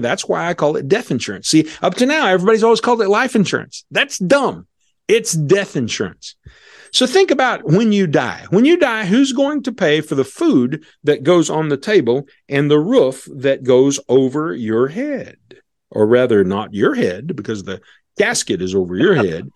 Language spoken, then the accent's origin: English; Missouri, United States; Missouri, because that's where he and I are from